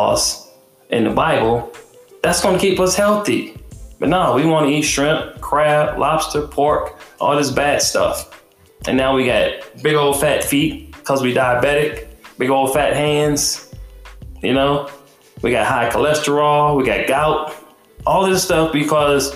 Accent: Detroit, Michigan, United States; I had guns in my face growing up in Detroit

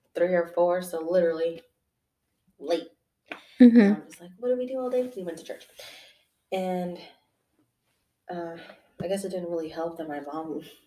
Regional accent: Chicago, Illinois, United States; I'm originally from Chicago, Illinois.

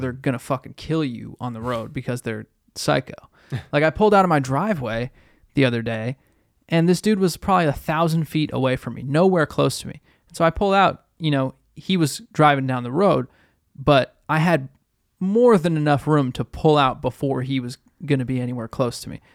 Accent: Boston, Massachusetts, United States; growing up in Boston

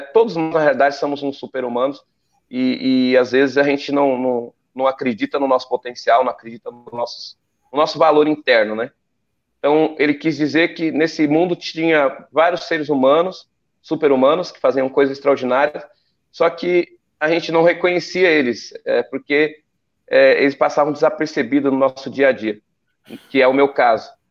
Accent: São Bernardo do Campo, São Paulo, Brazil; Eu, moro, eu, moro, em São Bernardo do Campo, nasci lá em São Bernardo do Campo.

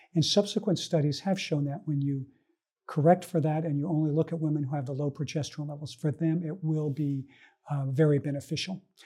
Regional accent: Northern California, United States; I was born in Northern California to an immigrant family, family that came from Columbia, South America

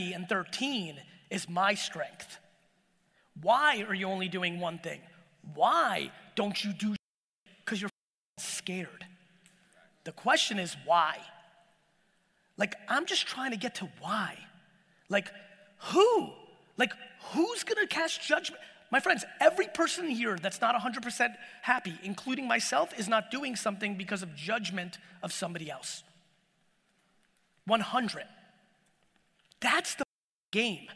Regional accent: Edison, New Jersey, United States; English is a second language; also born or lived in Soviet Union; me being born in the Soviet Union, me growing up in Edison

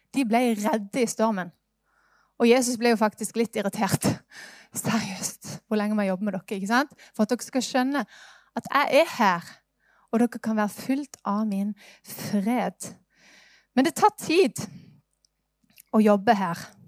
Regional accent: Norway; Jeg ble født i Norge

